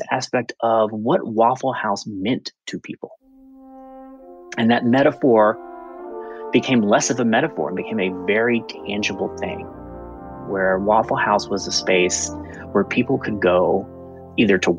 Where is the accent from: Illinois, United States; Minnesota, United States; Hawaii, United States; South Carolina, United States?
South Carolina, United States; Aiken; my hometown of Aiken, South Carolina